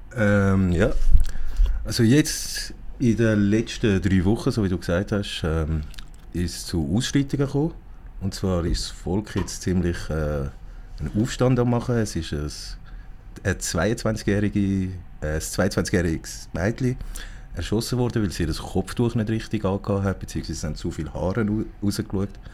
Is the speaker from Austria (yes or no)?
no; Zurich, Switzerland; Ich bin hier in Zürich geboren und aufgewachsen